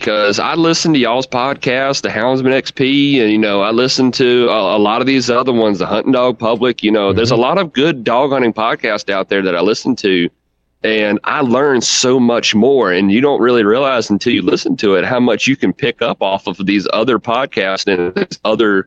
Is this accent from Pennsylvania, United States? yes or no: no; Central Virginia, United States; I'm from Central Virginia, you know, right here smack dab in the middle of it.